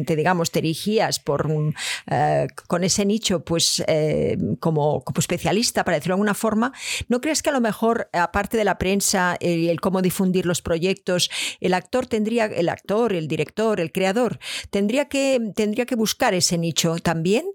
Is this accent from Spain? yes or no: yes; Catalonia, Spain; moved away; yo vengo de Cataluña